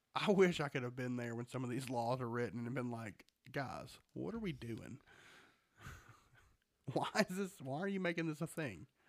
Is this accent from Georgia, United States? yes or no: yes; Georgia, United States; We're from Georgia.